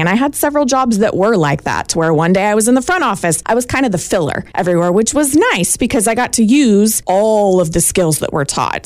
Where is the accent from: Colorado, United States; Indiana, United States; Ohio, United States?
Indiana, United States; Rockville; I'm from Rockville